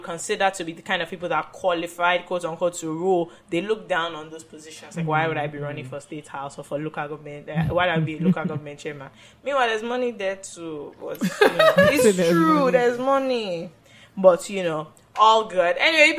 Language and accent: English; United Kingdom; I'm British primarily. Then I'm Ghanaian.